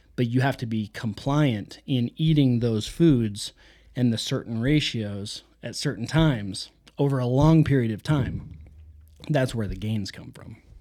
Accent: United States; We are American

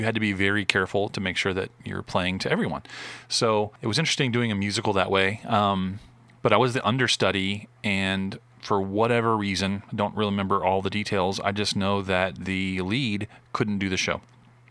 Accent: Arlington, Texas, United States; also born or lived in Westland, Michigan; So we ended up moving from Westland, Michigan, which is my hometown, about 30, 40 minutes outside Detroit, down to Arlington, Texas. And grew up there until moved away to Hardin-Simmons

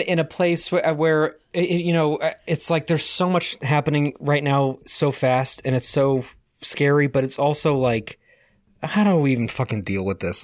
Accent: Connecticut, United States; born or raised there

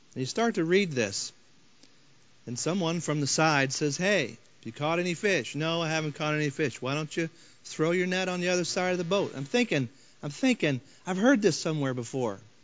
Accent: Floyds Knobs, Indiana, United States; also born or lived in Henryville, Indiana; now in St. Louis, United States; I grew up in Floyd's Knobs, Indiana, just down from Henryville

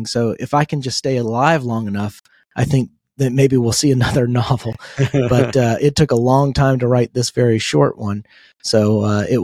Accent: Marietta, Georgia, United States; also born or lived in Morgantown, West Virginia; my hometown of Marietta

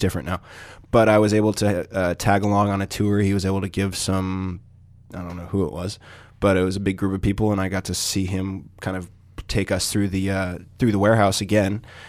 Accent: United States; being American

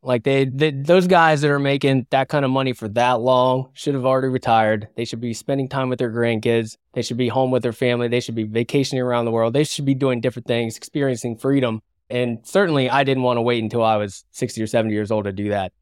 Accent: West Virginia, United States; now in San Diego, United States; I'm from West Virginia, live in San Diego now, but, you know, I grew up in a blue collar background

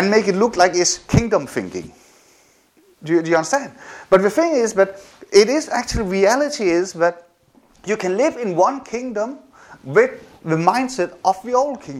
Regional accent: Denmark; also born or lived in South Korea; when I got adopted to Denmark, that physically I was moved from Denmark, from South Korea to Denmark. But my head, my responses, my experiences were still in Korea

